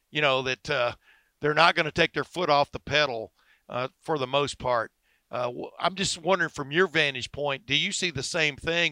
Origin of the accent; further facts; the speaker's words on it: Alabama, United States; I was born in Alabama